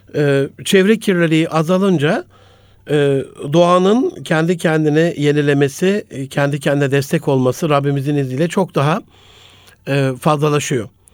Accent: Gaziantep, Turkey; moved away; also born or lived in Osmaniye / Ankara / Istanbul; ben Gaziantep'li bir kardeşinizim. Antep'te doğdum. Daha sonrasında Osmaniye. Sonrasında e, Ankara, ODTÜ, İstanbul.

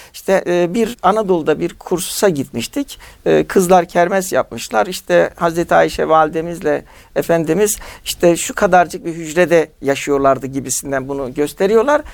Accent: Turkey; Türkiye'de doğmuşuz.

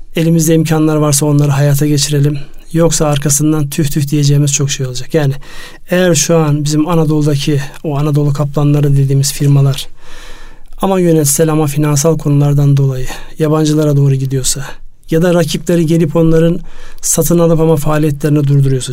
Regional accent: Turkey; benim memleketimden

